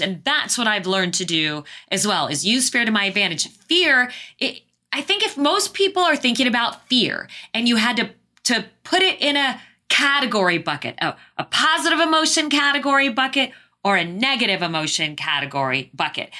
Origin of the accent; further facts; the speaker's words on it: Phoenix, Arizona, United States; moved away; also born or lived in Southeast Asia; I was born and raised in Phoenix, Arizona.